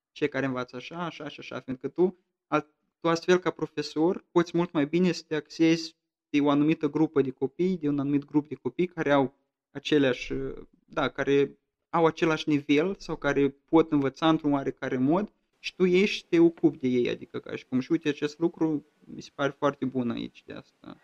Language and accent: Romanian; Romania; now in Hesse, Germany; eu sunt în Hessen, în Hesa, eu sunt român